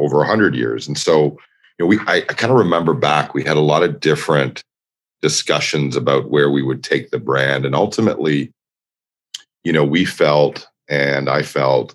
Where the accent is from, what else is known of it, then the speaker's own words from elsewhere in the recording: Toronto, Ontario, Canada; moved away as an adult; also born or lived in New York; in my hometown of Toronto